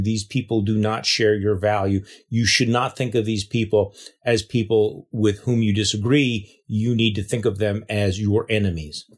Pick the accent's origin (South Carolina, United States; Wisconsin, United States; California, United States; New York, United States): Wisconsin, United States; My home state